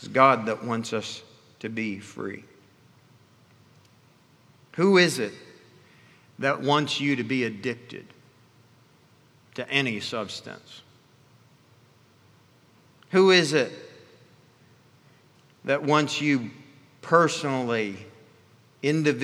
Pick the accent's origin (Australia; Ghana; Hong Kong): Ghana; moved away; I was raised in Africa and in the country of Ghana